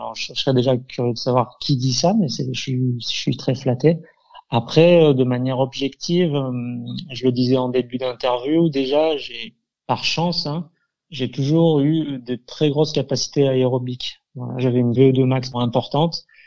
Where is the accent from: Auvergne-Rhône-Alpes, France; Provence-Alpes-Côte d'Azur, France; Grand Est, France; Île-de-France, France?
Provence-Alpes-Côte d'Azur, France; Avignon; je suis un avignonnais pur souche. Hein. Je suis né à Avignon, j'ai été formé à Avignon